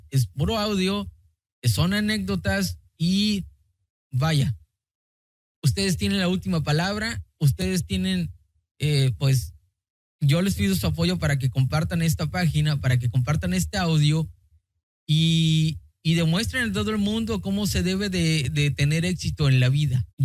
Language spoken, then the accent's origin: Spanish; Michoacán, Mexico; now in Tijuana, Mexico; soy de Michoacán, ahora vivo en Tijuana, pero ya no trabajo.